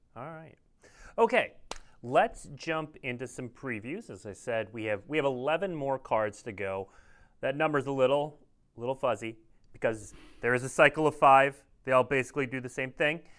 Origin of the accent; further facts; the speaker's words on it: Minnesota, United States; I'm from Minnesota